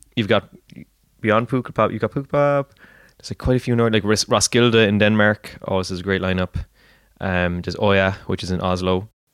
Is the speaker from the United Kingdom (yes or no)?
no; Clonmel, Munster, Ireland; I'm from Clonmel